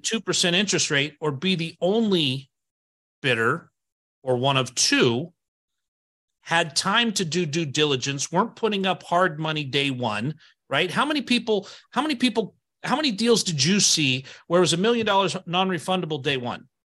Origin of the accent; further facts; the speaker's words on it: Idaho, United States; I moved here when I was eight, but I've been here the whole time.